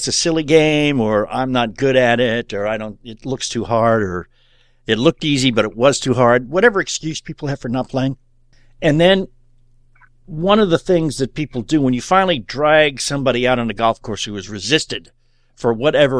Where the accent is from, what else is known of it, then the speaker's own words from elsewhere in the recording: Louisville, Kentucky, United States; we're from Louisville